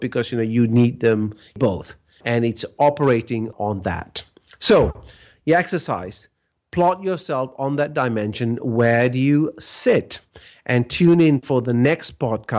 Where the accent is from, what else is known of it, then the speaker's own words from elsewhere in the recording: Malaysia; I grew up in Malaysia, and Malaysia is a collectivist culture